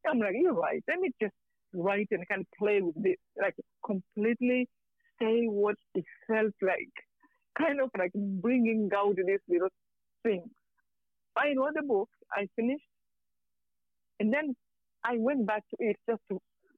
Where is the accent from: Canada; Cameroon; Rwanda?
Rwanda; moved away; I'm from Rwanda.